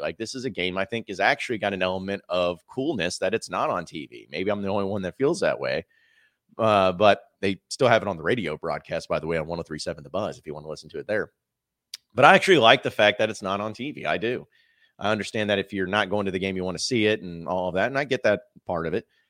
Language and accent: English; Fayetteville, Arkansas, United States; also born or lived in Fort Smith, Arkansas; now in Little Rock, United States; I grew up in Fayetteville